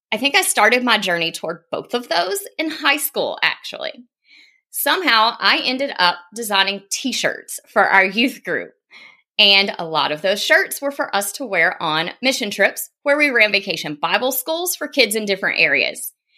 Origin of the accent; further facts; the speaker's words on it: South Carolina, United States; accent: Southern; moved away as an adult; now in Nashville, United States; I grew up in South Carolina